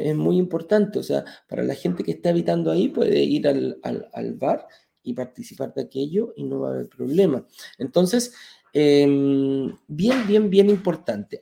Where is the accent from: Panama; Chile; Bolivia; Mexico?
Chile; en Chile, en mi país